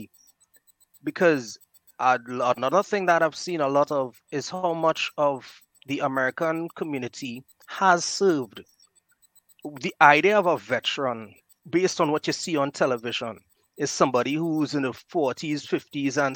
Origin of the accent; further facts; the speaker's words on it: Trinidad & Tobago; I'm from Trinidad and Tobago, Marbella, this little village in the southwest, and well, a town.